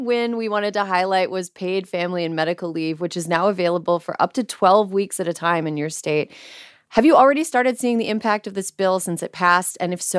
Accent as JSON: {"language": "English", "area": "across the border from the Twin Cities", "region": "Wisconsin", "country": "United States", "tie": "born or raised there", "moved": "yes", "lives_now": "California, United States", "said": "I live in California right now, but I grew up in the Twin Cities area, mm-hmm. but across the border in Wisconsin."}